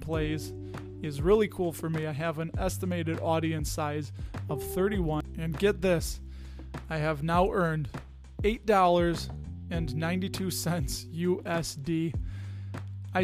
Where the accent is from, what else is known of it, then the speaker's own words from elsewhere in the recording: Chicago, Illinois, United States; accent: Chicago; was a product of the public education system here in the state of Illinois.